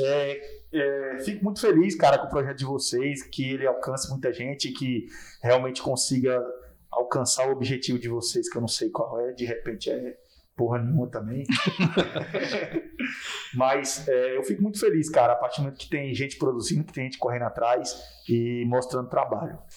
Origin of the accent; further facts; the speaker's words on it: Porto Nacional, Tocantins, Brazil; eu sou daqui, sou, sou daqui de Porto Nacional